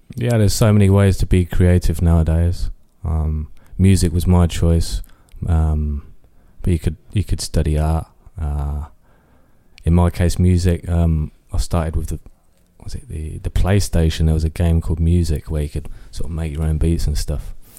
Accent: Northampton, East Midlands, United Kingdom; I was, um, born and raised in Kingsley, uh, Northampton

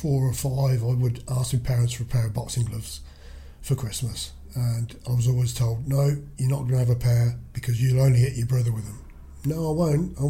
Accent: Kettering, East Midlands, United Kingdom; when I was conceived, they moved to Kettering. And I was born in Kettering

